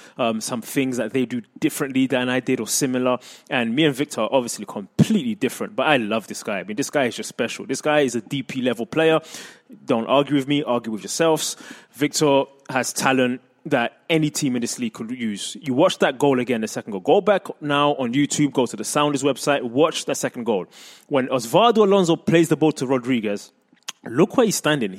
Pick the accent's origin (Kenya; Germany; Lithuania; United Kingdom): United Kingdom; England; moved away as an adult; now in United States; I grew up in England